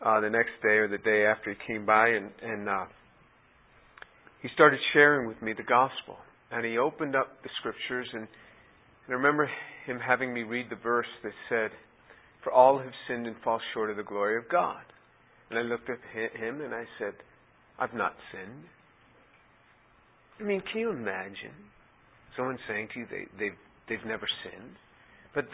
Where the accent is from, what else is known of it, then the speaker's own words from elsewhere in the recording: New York City, New York, United States; growing up in New York City